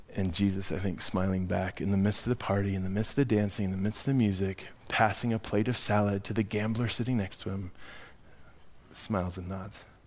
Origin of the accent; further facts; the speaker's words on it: United States; I'm an American.